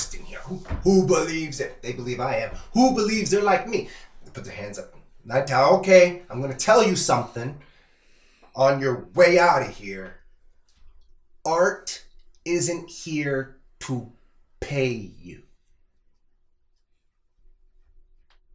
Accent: Toronto, Ontario, Canada; also born or lived in Calgary; I am from Toronto, and I ride public transit. My dad worked for the TTC

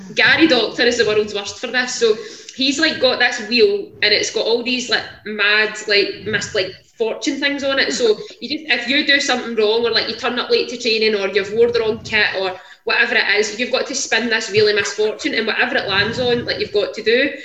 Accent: Whitburn, Scotland, United Kingdom; now in Livingston, United Kingdom; I'm originally from a wee town called Whitburn, kind of between Glasgow and Edinburgh, just off the M8, but I now stay in Livingston

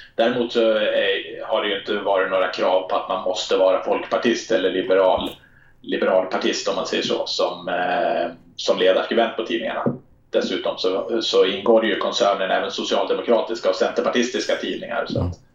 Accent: Härnösand, Västernorrland County, Sweden; moved away; also born or lived in Stockholm; jag är född i Stockholm men eh, vi flyttade upp dit när jag var tre år så jag är uppvuxen i Härnösand.

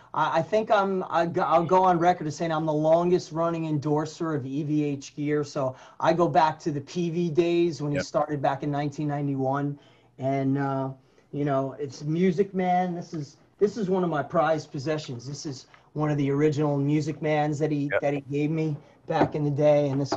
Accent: Paramus, New Jersey, United States; a little kid growing up in Paramus, New Jersey

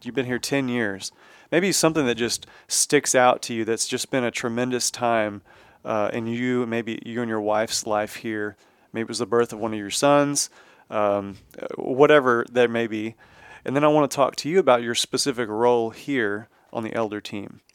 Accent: Texas, United States; I'm from Texas, been, born and raised in Texas

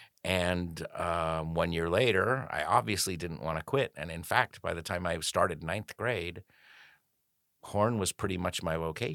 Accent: Montana, United States; Well, I grew up in Montana.

